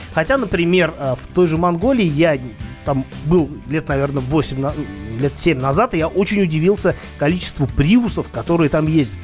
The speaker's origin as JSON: {"language": "Russian", "region": "Saint Petersburg", "country": "Russia", "said": "Я из Питера"}